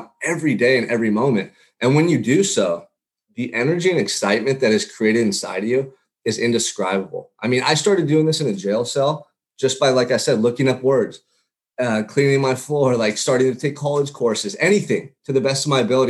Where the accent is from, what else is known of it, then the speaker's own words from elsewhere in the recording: Santa Barbara, California, United States; growing up in Santa Barbara, California.